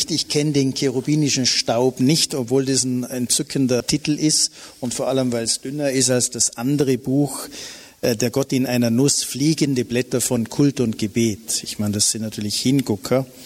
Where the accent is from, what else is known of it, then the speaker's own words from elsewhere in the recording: Bregenz, Vorarlberg, Austria; also born or lived in Innsbruck; Ich bin natürlich auch mit Engeln aufgewachsen bei Sacré-Cœur-Schwestern in Bregenz, die mich behüten und so weiter.